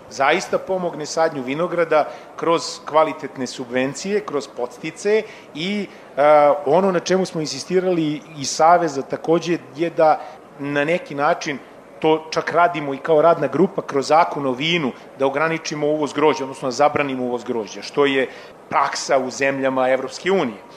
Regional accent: Serbia

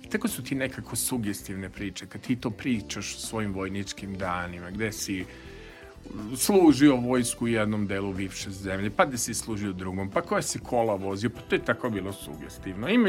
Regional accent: Vršac, Vojvodina, Serbia; also born or lived in Belgrade; now in Novi Sad, Serbia; Jeste, ja sam iz Vršca

